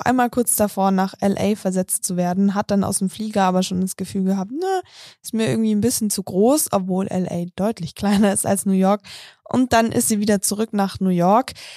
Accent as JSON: {"language": "German", "town": "Munich", "region": "Bavaria", "country": "Germany", "tie": "born or raised there", "said": "Ich bin zwar selber in München aufgewachsen"}